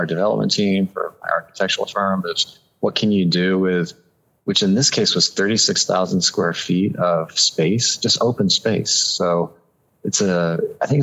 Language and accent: English; Tucson, Arizona, United States; moved away as an adult; also born or lived in California; I'm originally from Tucson and born and bred.